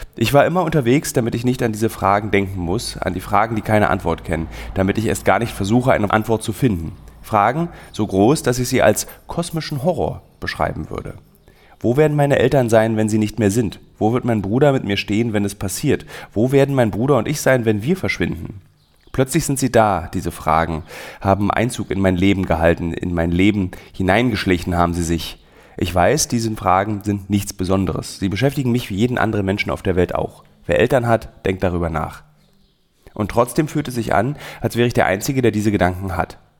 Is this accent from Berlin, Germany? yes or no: yes; Berlin, Germany; als Berliner